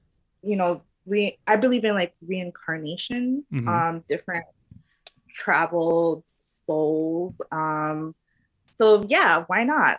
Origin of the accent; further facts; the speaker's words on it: Philippines; Yes, I'm Filipino, and my favorite dish from my dad is called kare kare